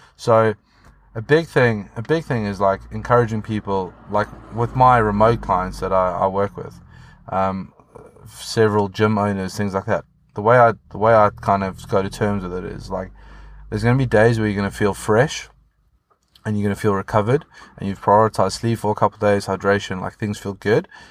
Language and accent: English; South Africa; now in United Kingdom; being South African living in the U K